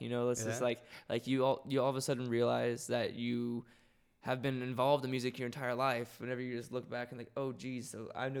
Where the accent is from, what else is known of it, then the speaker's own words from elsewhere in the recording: Wichita Falls, Texas, United States; No, I'm not from here. I'm from Texas, North okay. Texas, not necessarily the panhandle, a place called Wichita Falls. I got infatuated with music because I was raised and I grew up around it.